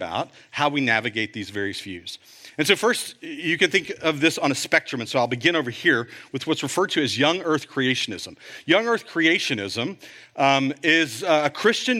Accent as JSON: {"language": "English", "town": "Fort Worth", "region": "Texas", "country": "United States", "tie": "born or raised there", "said": "Fort Worth Museum of Science and History. And when I was a kid, my mom worked there in the history department"}